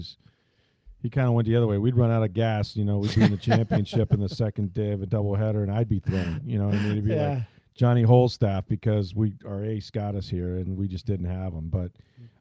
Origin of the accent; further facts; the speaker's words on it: Florida, United States; I grew up in Florida